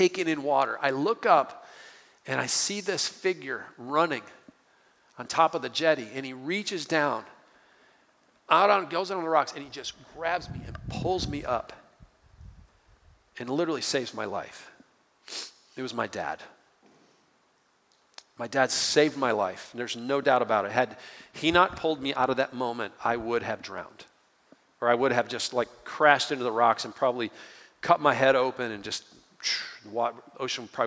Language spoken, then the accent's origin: English; Detroit, Michigan, United States; I grew up outside of Detroit, Michigan